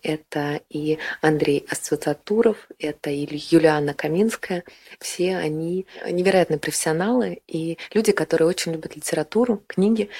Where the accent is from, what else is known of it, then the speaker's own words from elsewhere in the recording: Saint Petersburg, Russia; moved away as an adult; also born or lived in Oranienbaum; Я родом из Санкт-Петербурга. Там я прожила первые чуть больше 20 лет своей жизни.